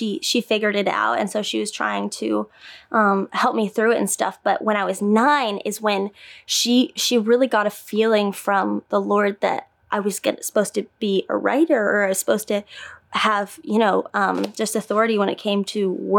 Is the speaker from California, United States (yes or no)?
no; Indiana, United States; I grew up in Indiana